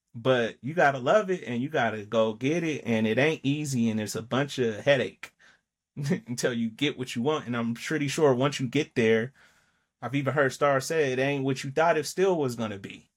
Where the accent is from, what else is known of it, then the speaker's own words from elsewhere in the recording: Denver, Colorado, United States; I'm from Mount Bello